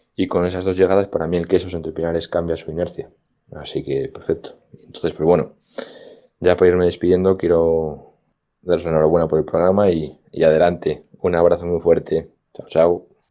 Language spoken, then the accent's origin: Spanish; Valladolid, Castile and León, Spain; also born or lived in Medina de Rioseco / Madrid; nos trasladamos la familia entera desde Río Seco a Valladolid a vivir y empezamos aquí en un nuevo colegio